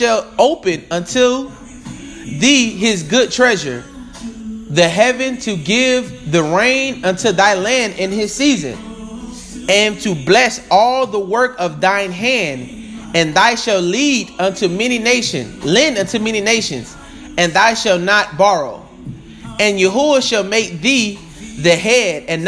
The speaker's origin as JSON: {"language": "English", "town": "Tampa", "region": "Florida", "country": "United States", "said": "I am from Tampa, Florida"}